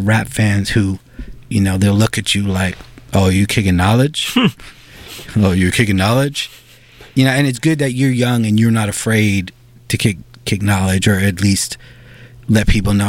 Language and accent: English; New York City, New York, United States; I'm a New Yorker. I went to high school here. I grew up here.